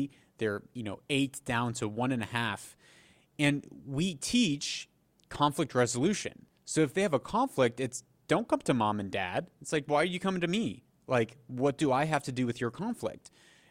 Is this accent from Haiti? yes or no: yes; Haiti; also born or lived in Papua New Guinea; But I grew up in Haiti for a time, and then Papua New Guinea.